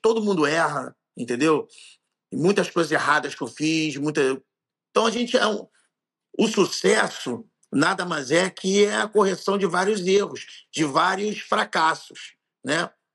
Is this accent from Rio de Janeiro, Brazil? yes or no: yes; Rio de Janeiro, Brazil; eu sou carioca